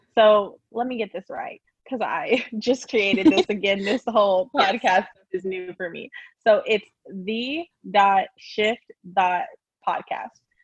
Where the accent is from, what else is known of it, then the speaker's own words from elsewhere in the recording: Lawton, Oklahoma, United States; moved away as an adult; now in Houston, United States; I grew up in a small town known uh, called Lawton, Oklahoma